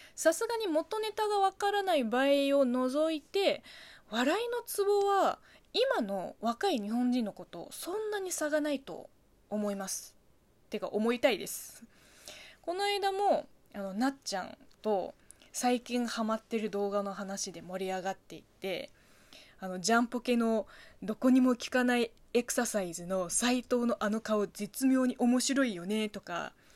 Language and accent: Japanese; China; Japanese is a second language; moved away as an adult; now in Japan